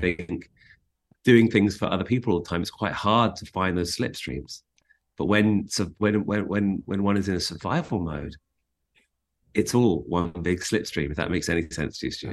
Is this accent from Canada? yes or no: no; London, United Kingdom; moved away as an adult; also born or lived in South Africa; now in Los Angeles, United States; growing up in London